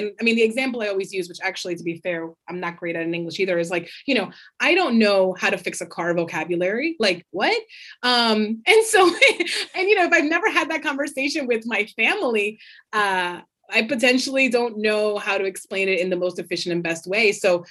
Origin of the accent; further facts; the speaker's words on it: North Bergen, New Jersey, United States; moved away as an adult; also born or lived in Philadelphia, Pennsylvania / Lancaster, Pennsylvania / Barcelona, Spain; So I'm originally a North Jersey girl. So I grew up in North Bergen, New Jersey. I was born in Jersey City, Union City, was in North Bergen for the majority of what I consider my childhood.